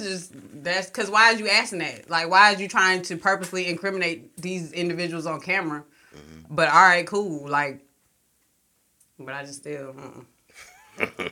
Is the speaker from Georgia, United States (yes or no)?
yes; Warner Robins, Georgia, United States; I'm from Warner Robins